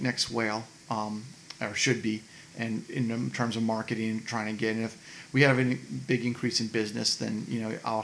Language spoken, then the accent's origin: English; Brookhaven, Georgia, United States; I grew up here in Brookhaven. My parents moved me when I was 1